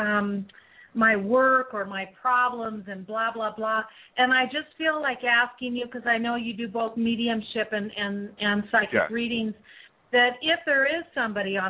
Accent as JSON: {"language": "English", "country": "United States", "moved": "yes", "lives_now": "Mexico", "said": "I'm from the States"}